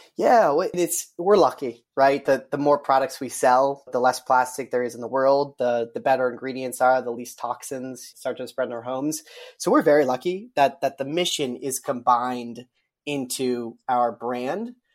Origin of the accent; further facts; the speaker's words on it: Colorado, United States; I'm from Colorado